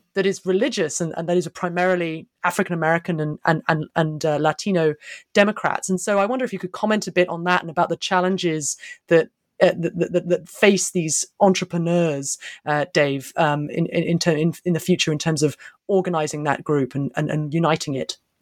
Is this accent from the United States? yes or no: no; United Kingdom; I'm a Brit